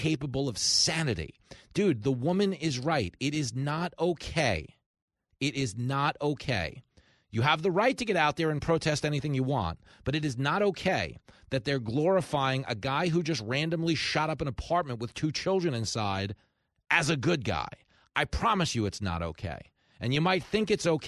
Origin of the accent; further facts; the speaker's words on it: Long Island, New York, United States; I grew up on Long Island. As New Yorkers